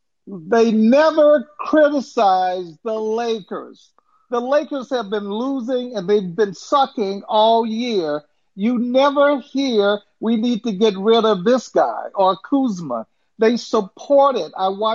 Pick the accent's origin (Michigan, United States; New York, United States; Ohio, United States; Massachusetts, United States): Massachusetts, United States; Boston; now in Los Angeles, United States; I live out in L.A., and I'm from Boston, lived there for many years, and I bleed green.